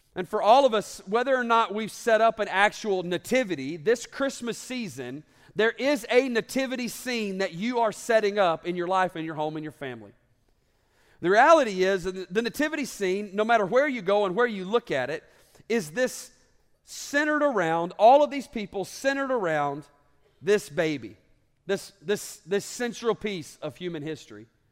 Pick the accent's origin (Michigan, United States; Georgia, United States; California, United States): Georgia, United States; North; also born or lived in Alabama; I grew up in North Georgia